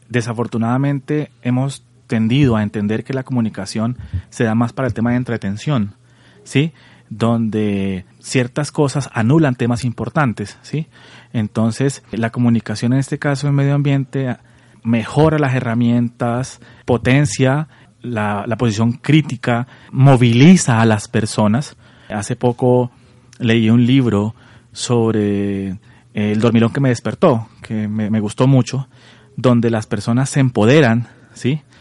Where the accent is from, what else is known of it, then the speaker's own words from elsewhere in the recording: Colombia; Soy colombiano, igual que tú. Viví un tiempo en el exterior. Y bueno, ahora en esta hermosa tierra